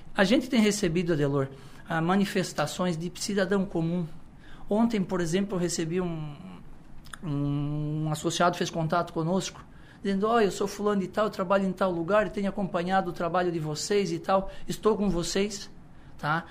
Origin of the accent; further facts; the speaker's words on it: Içara, Santa Catarina, Brazil; a gente é da cidade, a gente é natural da Isara, a gente vem da roça de família tradicional